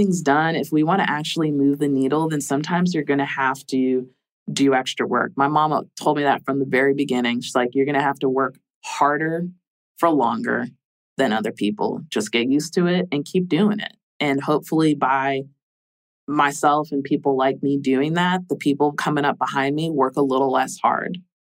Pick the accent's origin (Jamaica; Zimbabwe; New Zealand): Jamaica; See, I'm a Jamaican, like Jamaican culture.